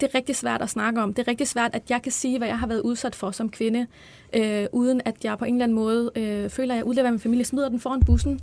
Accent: Albertslund, Capital Region of Denmark, Denmark; Jamen, jeg er vokset op på Vestegnen i Albertslund.

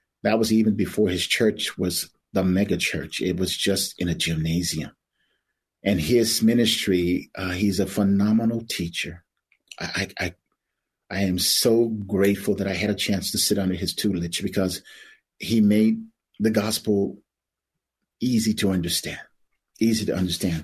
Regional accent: Tulsa, Oklahoma, United States; growing up in Tulsa's a very small, it was a very small town at that time

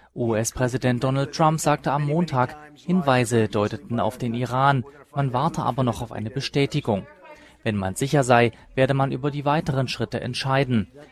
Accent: Germany; als Deutscher

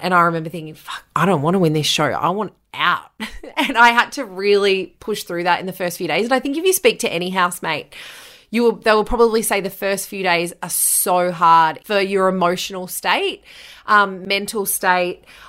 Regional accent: Bathurst, New South Wales, Australia; moved away as an adult; also born or lived in Bunbury / Newcastle / London; I moved from Bunbury after two years to Newcastle, which was four hours from my hometown in Bathurst

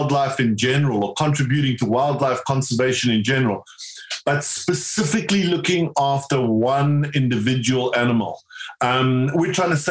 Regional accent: South Africa; now in United Kingdom; I grew up in South Africa

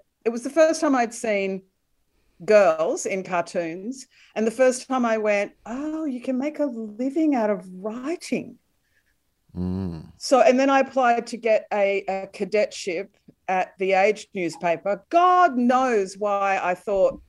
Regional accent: Melbourne, Victoria, Australia; The suburbs of Melbourne, but my mum was a country girl

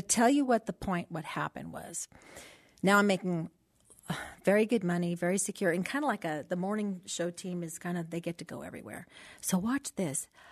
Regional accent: Los Angeles, California, United States; born and raised in San Pedro

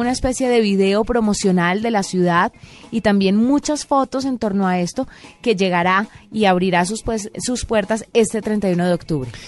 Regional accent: Valle del Cauca, Colombia; yo que soy del Valle del Cauca

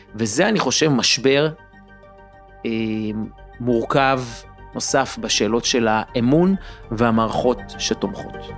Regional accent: Israel

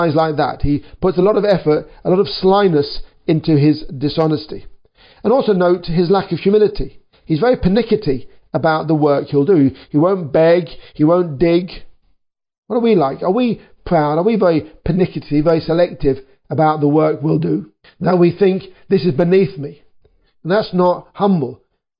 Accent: United Kingdom; I'm a British worker too

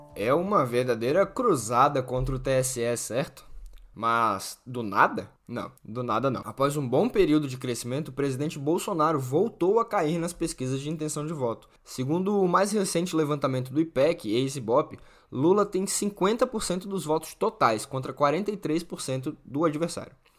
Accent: Natal, Rio Grande do Norte, Brazil; quem é de Natal, da minha terra

